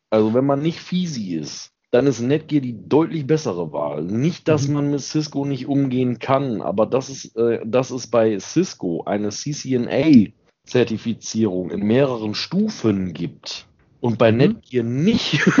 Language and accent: German; Xanten, North Rhine-Westphalia, Germany; ich komme ja vom Niederrhein. Ja. Und habe einen großen Teil meiner Kindheit in Xanten gelebt.